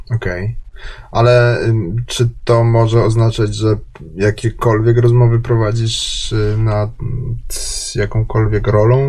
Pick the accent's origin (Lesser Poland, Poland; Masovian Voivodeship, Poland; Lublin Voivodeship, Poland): Lesser Poland, Poland; Kraków; jestem z Krakowa.